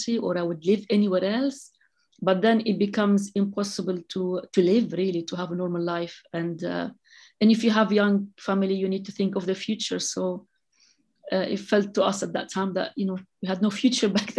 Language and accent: English; Lebanon; moved away as an adult; now in London, United Kingdom; so I'm originally from the Lebanon. And yes, I came in the middle of the civil war.